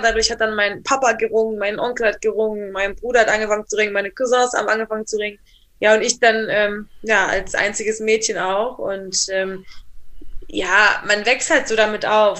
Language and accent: German; Rhineland, Germany; also born or lived in Black Forest; now in Triberg, Germany; ich bin ja selber aus dem Rheinland